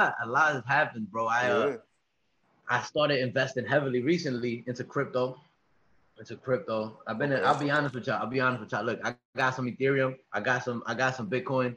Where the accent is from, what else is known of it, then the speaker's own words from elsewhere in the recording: New York City, New York, United States; moved away; I'm from New York City. I'm actually here right now